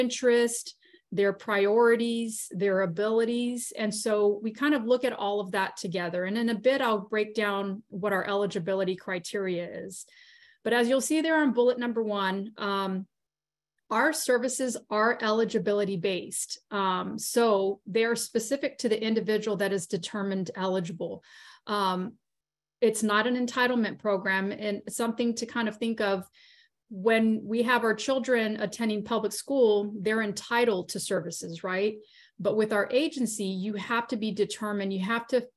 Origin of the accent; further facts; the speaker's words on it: South Texas, United States; I'm from South Texas.